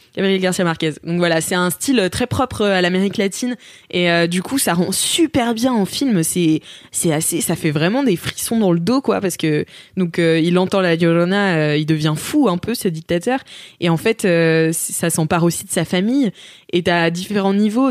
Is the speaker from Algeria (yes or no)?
no; France; en tant que française